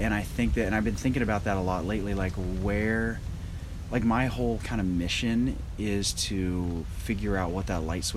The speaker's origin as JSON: {"language": "English", "region": "Oregon", "country": "United States", "tie": "born or raised there", "moved": "yes", "lives_now": "California, United States", "said": "I was raised in Oregon, but I would always come down to visit California"}